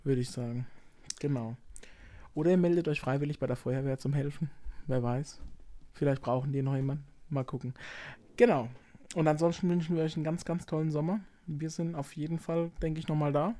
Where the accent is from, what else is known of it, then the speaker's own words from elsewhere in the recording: Baden-Württemberg, Germany; bei uns in Baden-Württemberg